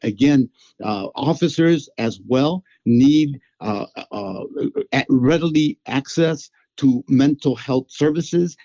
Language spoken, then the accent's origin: English; Chicago, Illinois, United States; I am a Chicagoan that is immersed in the life of the city